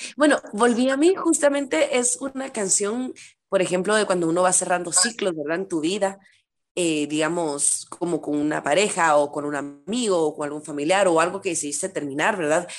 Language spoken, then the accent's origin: Spanish; Guatemala; soy de Guatemala